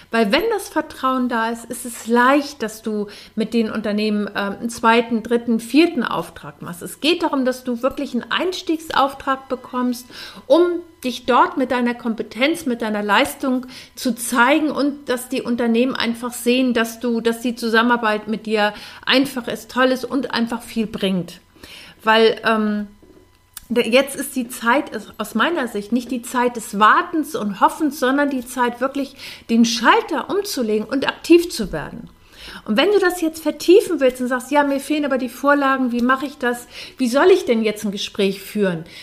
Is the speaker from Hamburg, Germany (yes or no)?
yes; Hamburg, Germany; Äh, ich komme aus Hamburg und ähm, da gab es samstags immer das Hamburger Abendblatt, das gibt es heute noch